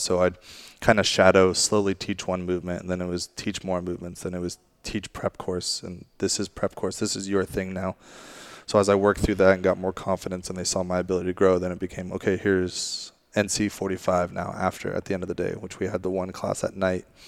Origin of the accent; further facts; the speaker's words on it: Monterey, California, United States; moved away as an adult; also born or lived in England; now in San Jose, United States; I'm originally from Monterey area. Uh, my family moved relocated there from England eventually.